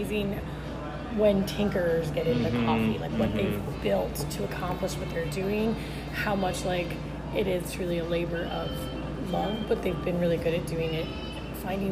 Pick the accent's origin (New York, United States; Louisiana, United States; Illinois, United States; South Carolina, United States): Louisiana, United States; New Orleans; I'm from New Orleans